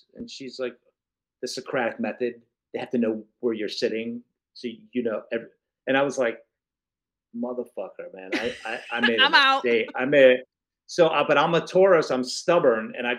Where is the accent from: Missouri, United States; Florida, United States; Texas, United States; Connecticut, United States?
Florida, United States; also born or lived in New York; I was born in New York. We moved to Florida. I went back to New York because I wanted to write.